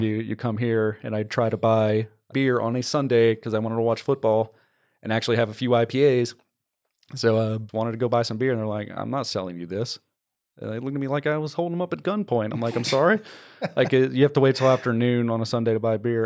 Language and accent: English; New Orleans, Louisiana, United States; now in Texas, United States; I'm from the New Orleans area, That's where I grew up.